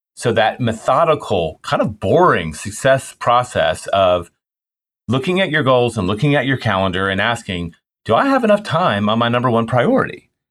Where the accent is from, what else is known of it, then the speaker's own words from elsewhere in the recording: Memphis, Tennessee, United States; I grew up in Memphis